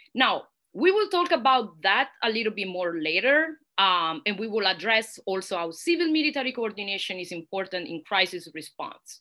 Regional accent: Italy; accent: Italian; English is a second language; moved away as an adult; now in United States; Università degli Studi Roma Tre in Italy, which is also my home country and probably you can hear that from my accent

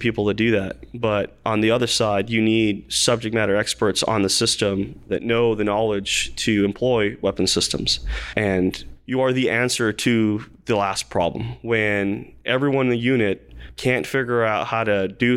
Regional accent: Las Cruces, New Mexico, United States; moved away as an adult; also born or lived in Fort Bliss, Texas / Fort Sill / Germany / Korea; originally from Las Cruces, New Mexico

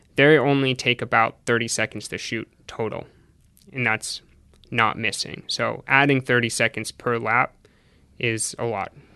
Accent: Hopkinton, New Hampshire, United States; also born or lived in Burlington, Vermont; I went to high school in New Hampshire

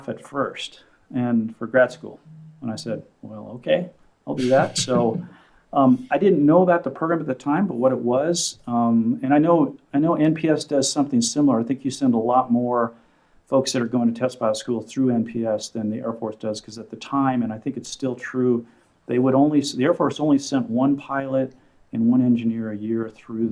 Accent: Southern California, United States; I grew up in Southern California

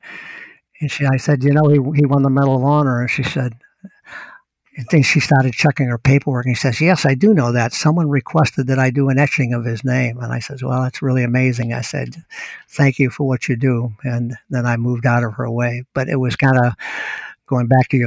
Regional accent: Hull, Massachusetts, United States; moved away; Hull, my hometown

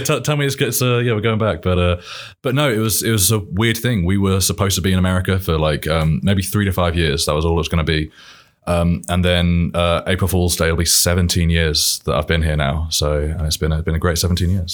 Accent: Milton Keynes, South East England, United Kingdom; accent: British; now in Indiana, United States; I'm from England, from Milton Keynes, just northwest of London

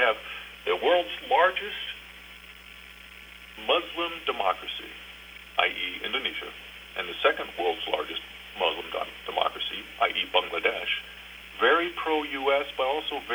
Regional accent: Honolulu, Hawaii, United States; moved away; also born or lived in Berlin, Germany; My hometown is actually Honolulu, Hawaii. I'm a Damien boy. I went to Damien High School.

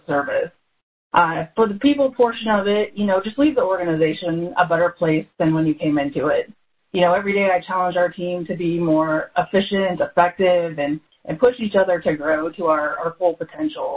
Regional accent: Ashland, Nebraska, United States; I grew up in Ashland, Nebraska. So that's a little small town between Omaha and Lincoln

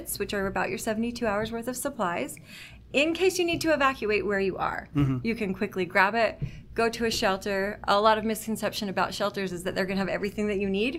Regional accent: Utah, United States; now in Washington, United States; I am from Utah originally

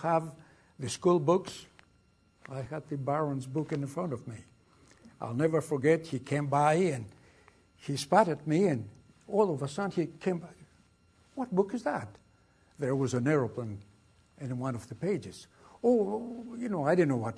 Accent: Athens, Attica, Greece; English is a second language; moved away as an adult; also born or lived in Brooklyn, New York, United States / England; now in United States; I was born in Athens, Greece.

